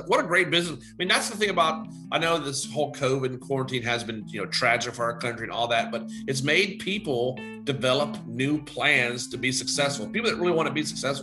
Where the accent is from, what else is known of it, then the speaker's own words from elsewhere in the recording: Chambersburg, Pennsylvania, United States; moved away as an adult; also born or lived in Charlotte, North Carolina; We're both PA boys. So, you know, growing up in Chambersburg back in the late 80s, early 90s, we drank Yingling.